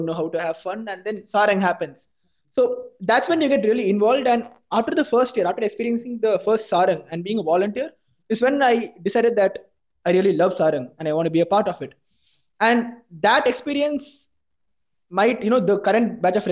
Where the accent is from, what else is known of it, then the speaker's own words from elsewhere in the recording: Chennai, Tamil Nadu, India; I'm from Chennai, so I don't know Hindi.